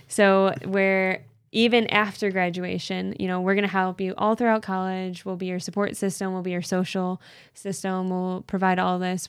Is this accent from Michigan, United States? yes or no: yes; Canton, Michigan, United States; I'm from Canton, Michigan